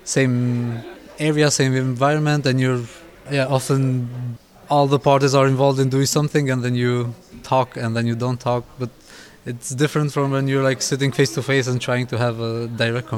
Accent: Kosovo; now in Berlin, Germany; I'm from Kosovo, but currently based in Germany, in Berlin.

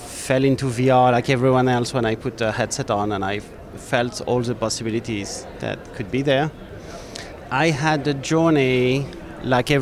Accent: France; I'm from France

